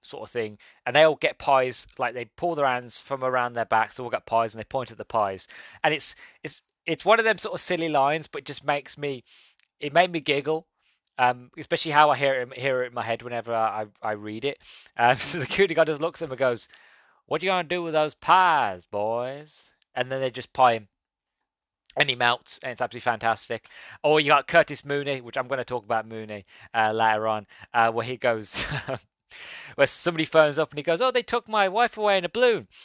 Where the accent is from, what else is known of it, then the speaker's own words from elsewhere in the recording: England, United Kingdom; being English and born in the late nineties.